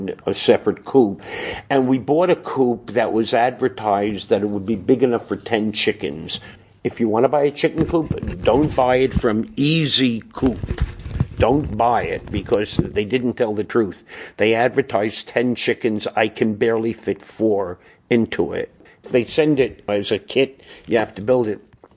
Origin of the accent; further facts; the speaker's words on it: New York City, New York, United States; moved away as an adult; also born or lived in Williamsburg, Brooklyn / East Flatbush, Brooklyn; now in Monticello, United States; I grew up in Brooklyn.